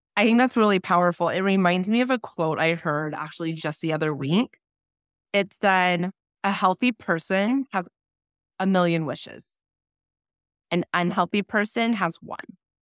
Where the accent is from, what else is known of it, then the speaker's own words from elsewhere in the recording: Thousand Oaks, California, United States; I grew up in Thousand Oaks, which is fifteen, twenty miles from where you grew up